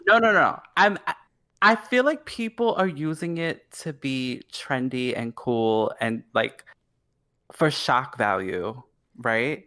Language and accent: English; New York, United States; I'm from New York